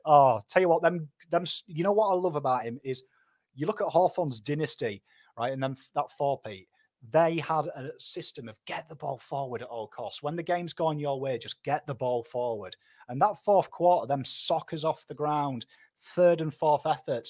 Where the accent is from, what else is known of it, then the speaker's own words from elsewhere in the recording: Pom, England, United Kingdom; Me, me fellow Pom, honorary Pom